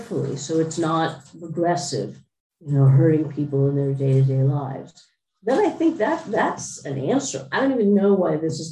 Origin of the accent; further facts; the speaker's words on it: United States; I am American, I am a capitalist